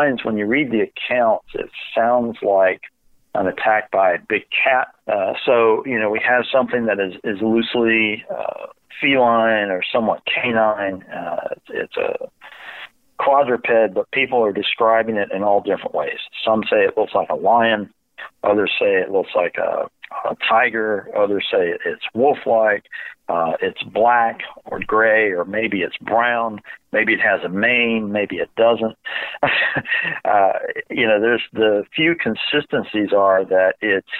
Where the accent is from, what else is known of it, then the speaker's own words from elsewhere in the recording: North Carolina, United States; also born or lived in Virginia; I grew up in North Carolina